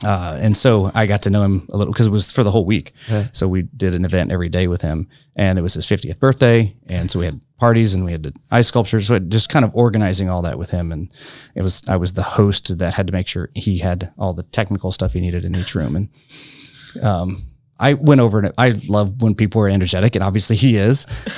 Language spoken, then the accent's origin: English; Grant County, Indiana, United States; also born or lived in Chicago; I was born and raised here in Grant County. Went to Francis Slocum, McCullough, and the high school. And born and raised here.